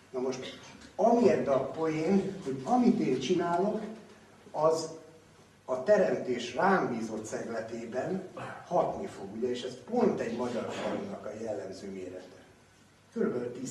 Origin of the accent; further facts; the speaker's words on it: Hungary; magyarok vagyunk